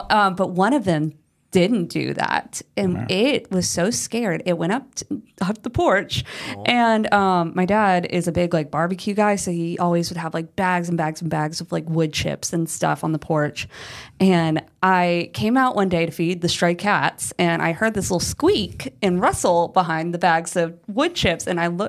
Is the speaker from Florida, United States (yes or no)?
yes; Florida, United States; when I was growing up in Florida. We had a possum die underneath our house. We lived in rattlesnake country.